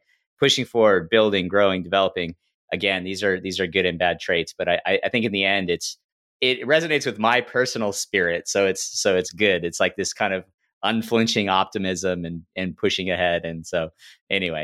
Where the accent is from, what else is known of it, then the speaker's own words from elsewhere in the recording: Silicon Valley, California, United States; I grew up in Silicon Valley